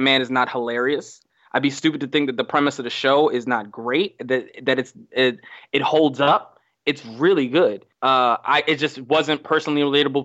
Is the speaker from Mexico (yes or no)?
yes; Mexico; moved away; I grew up in Mexico, so I grew up differently than other people.